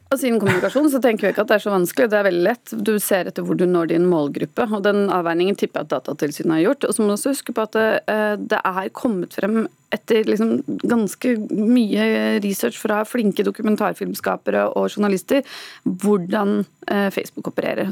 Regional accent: Norway; vi er nordmenn

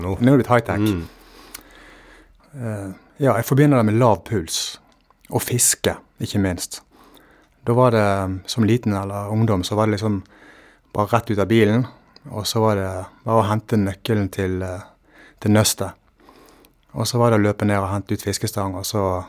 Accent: Valestrand, Vestland, Norway; hjemme på Valestrand

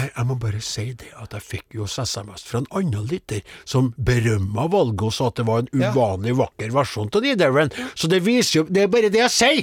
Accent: Namdalen, Trøndelag, Norway; moved away; mens jeg var hjemme i Namdalens land

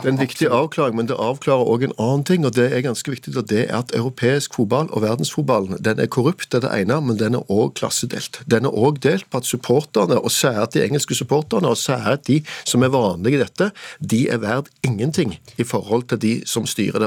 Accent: Norway; for meg som nordmann

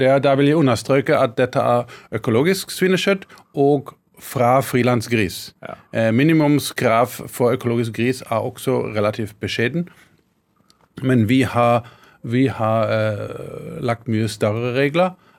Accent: Karlsruhe, Baden-Württemberg, Germany; Norwegian is a second language; moved away as an adult; also born or lived in Scotland; now in Hedmark, Norway; jeg er født og vokst opp i Tyskland.

